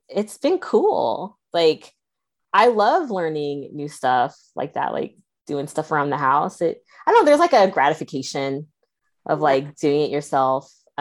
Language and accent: English; Bay Area, California, United States; now in Las Vegas, United States; I grew up in the Bay Area